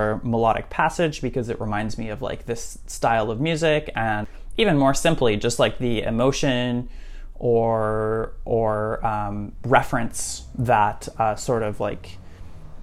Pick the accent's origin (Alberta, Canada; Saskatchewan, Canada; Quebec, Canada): Saskatchewan, Canada; Saskatoon; moved away as an adult; also born or lived in Montreal; I grew up in Saskatoon